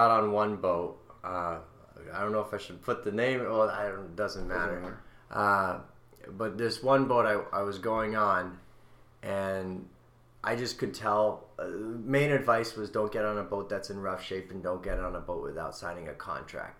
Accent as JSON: {"language": "English", "town": "West Springfield", "region": "Massachusetts", "country": "United States", "tie": "born or raised there", "moved": "yes", "said": "I grew up in West Springfield, Mass"}